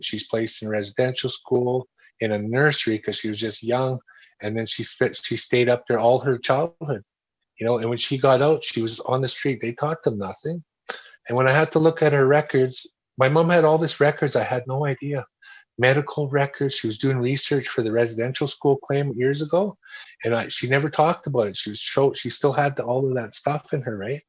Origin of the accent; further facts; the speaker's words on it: Edmonton, Alberta, Canada; All the streets of Edmonton